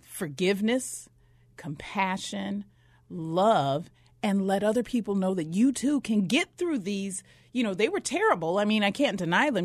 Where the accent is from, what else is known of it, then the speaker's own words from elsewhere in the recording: Flagstaff, Arizona, United States; also born or lived in Mississippi; I'm from Mississippi, but I was raised in northern Arizona up in Flagstaff